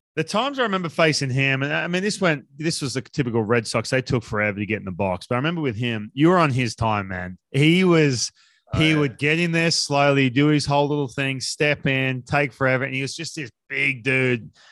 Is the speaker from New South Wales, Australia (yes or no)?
yes; Newcastle, New South Wales, Australia; now in United States; growing up in Newcastle